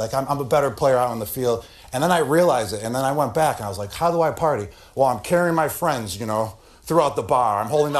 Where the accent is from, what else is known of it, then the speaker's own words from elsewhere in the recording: Buffalo, New York, United States; I'm from Buffalo